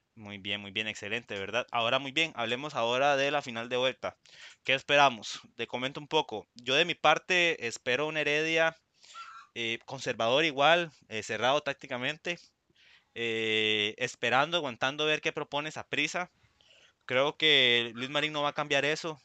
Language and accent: Spanish; Puntarenas, Costa Rica; estamos ahí anuentes como porteños